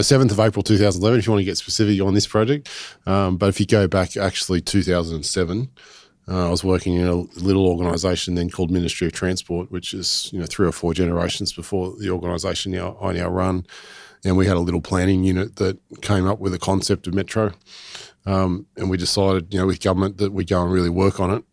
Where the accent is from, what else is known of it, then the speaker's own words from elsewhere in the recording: Botany, New South Wales, Australia; I grew up in in Botany